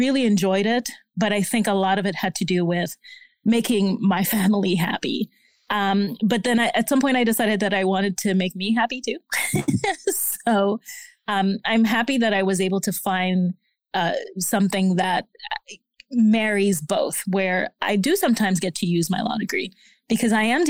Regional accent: Haiti; But I come from an immigrant family. I'm originally from Haiti.

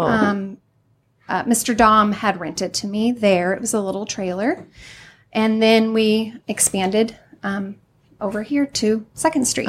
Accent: Highland, Illinois, United States; also born or lived in Greenville; I'm from Highland.

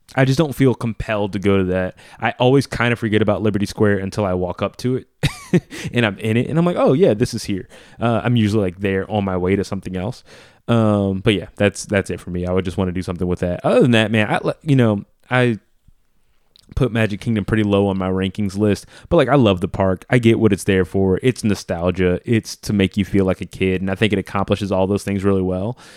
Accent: New Orleans, Louisiana, United States; I grew up in Louisiana

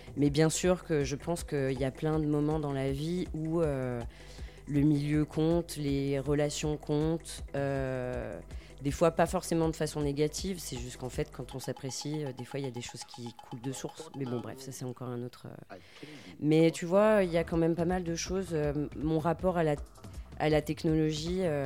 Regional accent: Lyon, Auvergne-Rhône-Alpes, France; je suis lyonnaise d'origine et je vis toujours à Lyon

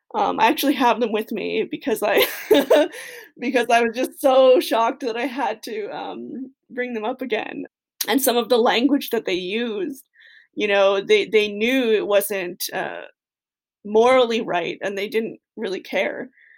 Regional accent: Kahnawake, Quebec, Canada; I'm Bear Clan. I'm from Ganawage, Quebec.

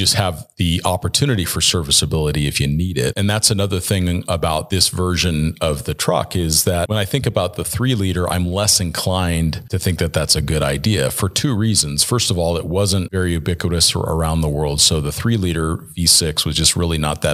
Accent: Southern California, United States; moved away; I grew up in Southern California

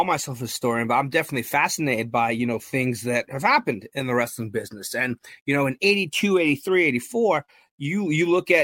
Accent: New York, United States; being born and raised in New York

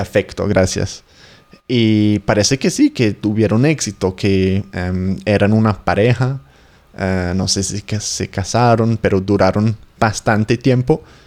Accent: England, United Kingdom; Spanish is a second language

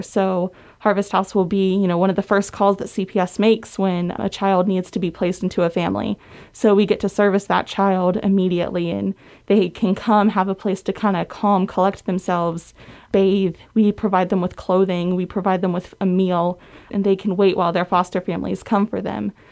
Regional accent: West Virginia, United States; moved away as an adult; I came from West Virginia, born and raised, lived there all my life

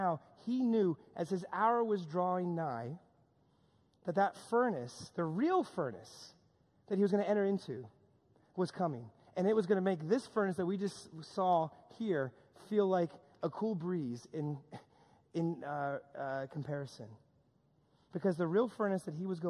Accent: New York, United States; a lot of my friends that I grew up with here in New York

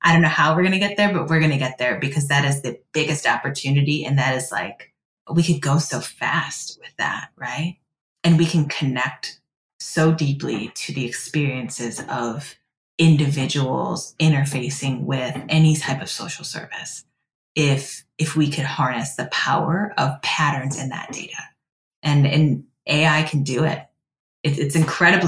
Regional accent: Cleveland, Ohio, United States

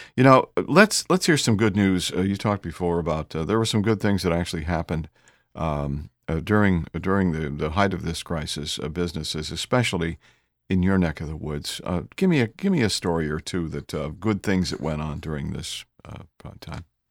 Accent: Houston, Texas, United States; I'm from Houston

